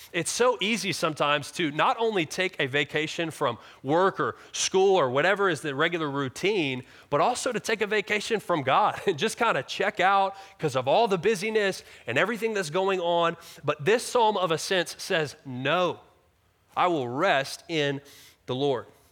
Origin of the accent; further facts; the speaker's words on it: Virginia Beach, Virginia, United States; I grew up in Virginia Beach